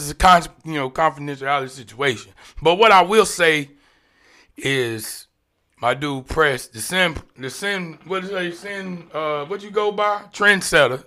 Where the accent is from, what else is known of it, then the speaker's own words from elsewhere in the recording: Clayton, North Carolina, United States; I'm from Jericho, man. Johnson County stand up, Clayton all day